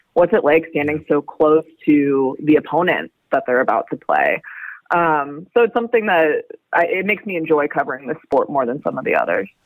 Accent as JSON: {"language": "English", "country": "United States", "said": "an American myself"}